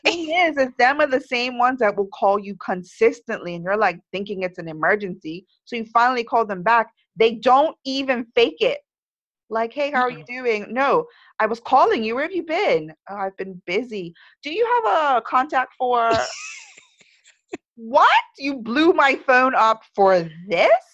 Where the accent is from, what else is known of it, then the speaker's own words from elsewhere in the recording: Bermuda; moved away; growing up in Bermuda, nothing ships here